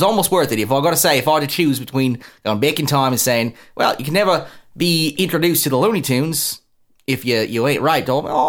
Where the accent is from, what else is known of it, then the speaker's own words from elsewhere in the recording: Australia; If you did, I'll kick in the fucking face because I'm Australian, you little pussy American.